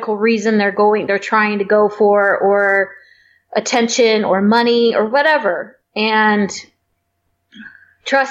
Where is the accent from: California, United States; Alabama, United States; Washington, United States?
California, United States; also born or lived in Michigan; now in San Diego, United States; went back home to my home state, California